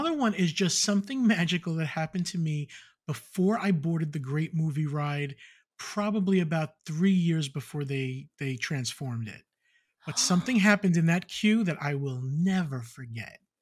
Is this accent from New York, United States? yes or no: yes; Long Island, New York, United States; growing up in Long Island